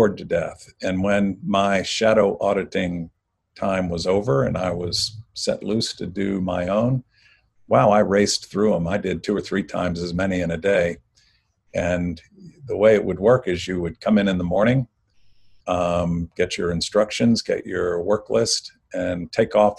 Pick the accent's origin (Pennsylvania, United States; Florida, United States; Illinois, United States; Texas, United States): Florida, United States; Jacksonville; also born or lived in Miami, Florida; I was born in Miami, Florida, and I grew up in Jacksonville, Florida